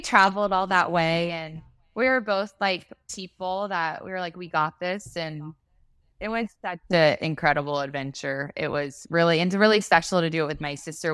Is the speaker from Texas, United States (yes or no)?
yes; Texas, United States; we're from Texas